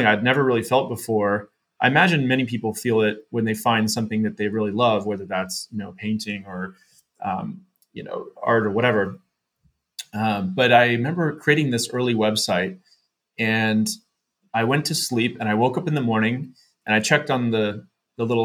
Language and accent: English; San Jose, California, United States; we were living in San Jose, California, where I grew up in the Bay Area